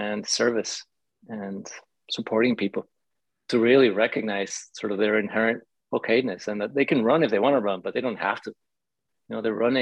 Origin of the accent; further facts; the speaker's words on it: Mexico City, Mexico; I grew up in Mexico City